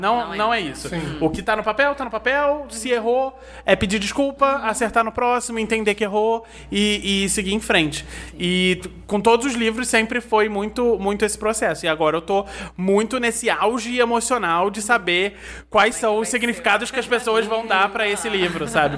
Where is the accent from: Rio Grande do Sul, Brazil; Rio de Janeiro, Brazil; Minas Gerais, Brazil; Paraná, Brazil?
Rio de Janeiro, Brazil; Nova Friburgo; moved away as an adult; also born or lived in São Paulo; Eu nasci em Friburgo, vivi aqui a minha vida toda e mudei para São Paulo com 22 anos